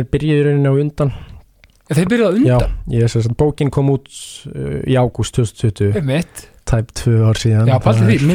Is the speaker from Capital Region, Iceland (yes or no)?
yes; Reykjavík, Capital Region, Iceland; ég er sérstaklega úr Árbann eh, Úlst uh, þar upp og fættist ég